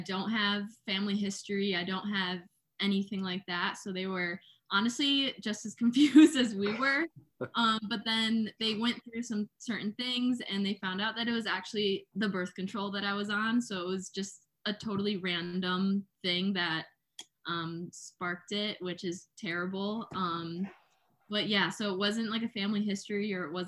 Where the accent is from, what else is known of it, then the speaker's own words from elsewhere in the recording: Binghamton, New York, United States; I'm from Binghamton